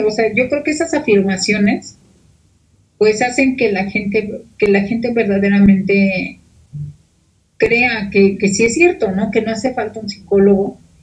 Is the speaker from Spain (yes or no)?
no; Mexico; los mexicanos somos muy dados